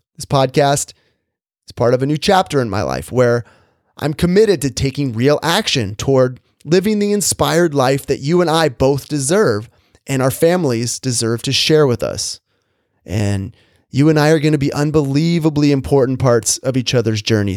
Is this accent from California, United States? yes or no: yes; Orange County, Southern California, United States; I grew up in Southern California, in the suburbs of Orange County